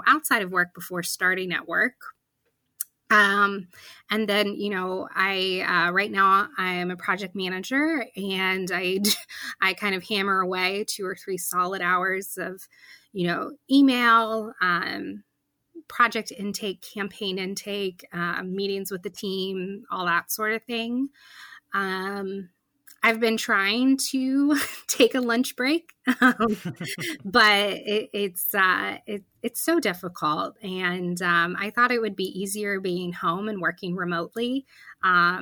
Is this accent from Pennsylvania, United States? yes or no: yes; around the Penn State area, central Pennsylvania, United States; moved away as an adult; now in Pittsburgh, United States; I grew up around the Penn State area and in central PA, and then moved here for college